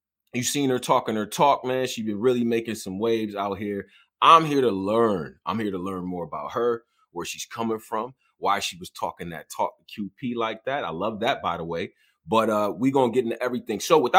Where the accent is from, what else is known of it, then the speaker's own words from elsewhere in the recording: Rochester, New York, United States; also born or lived in Houston, United States; Now, I was just born there. Most of my family lives out there, but I grew up in Rochester.